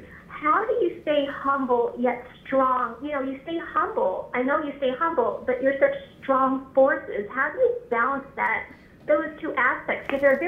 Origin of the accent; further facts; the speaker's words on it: Chandler, Arizona, United States; I'm from Chandler, Arizona.